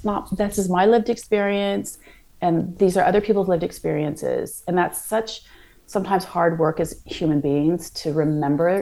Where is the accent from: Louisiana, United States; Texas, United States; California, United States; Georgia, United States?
California, United States; Santa Monica; moved away as an adult; now in London, United Kingdom; I grew up in California